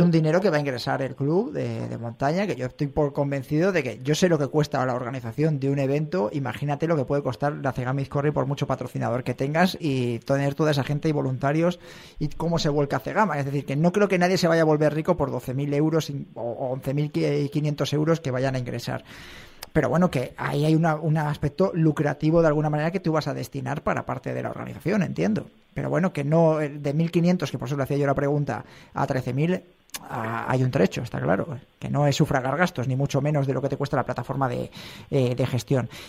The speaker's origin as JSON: {"language": "Spanish", "area": "a village 20-30 km from Sanabria", "region": "Castile and León", "country": "Spain", "tie": "born or raised there", "said": "mi pueblo, de a 20, 30 kilómetros de allí"}